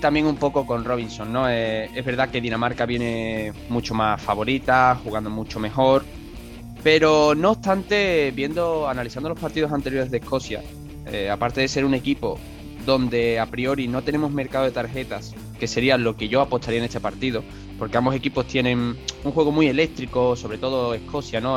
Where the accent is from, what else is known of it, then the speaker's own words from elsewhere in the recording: Spain; yo soy español